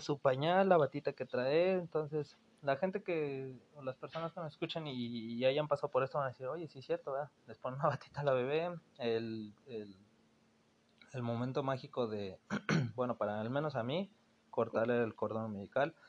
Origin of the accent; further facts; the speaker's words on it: Mexico City, Mexico; moved away as an adult; now in Monterrey, Mexico; soy originario de la Ciudad de México. Actualmente llevo viviendo aquí ocho años.